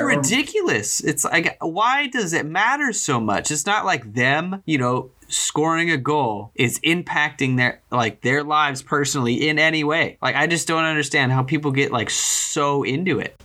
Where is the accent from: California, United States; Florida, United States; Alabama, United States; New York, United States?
California, United States; growing up in uh, in California